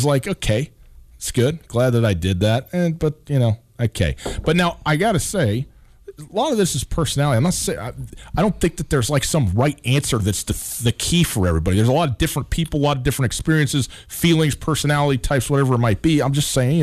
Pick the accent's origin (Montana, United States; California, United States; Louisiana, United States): Montana, United States; my home state